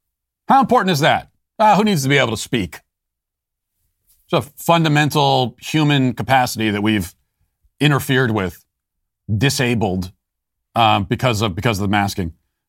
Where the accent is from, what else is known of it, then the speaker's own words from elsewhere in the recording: Loudoun County, Virginia, United States; a father in Loudoun County, my hometown, speaking out about this at a school board meeting.